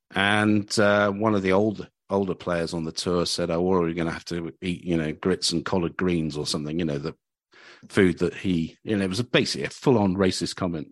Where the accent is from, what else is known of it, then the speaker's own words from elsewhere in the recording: Cambridge, East of England, United Kingdom; moved away; I came from Cambridge and we had two or three venues when I was growing up.